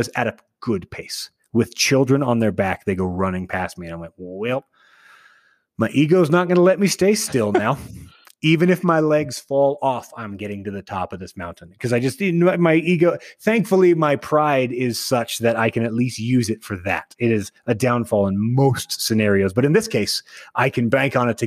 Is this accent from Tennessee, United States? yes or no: no; Austin, Texas, United States; moved away; I grew up in Texas. There's not like at least in Austin, Texas, there's not like a place to hike, as I recall